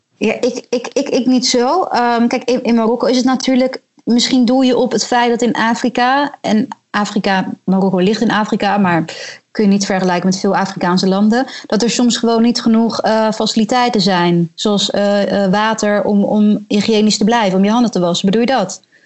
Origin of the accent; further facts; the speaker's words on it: Netherlands; moved away as an adult; now in Morocco; als Nederlanders